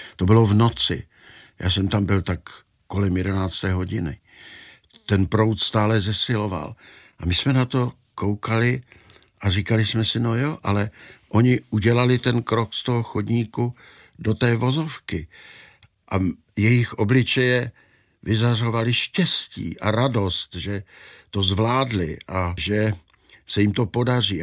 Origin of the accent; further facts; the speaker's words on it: Czechia; my Češi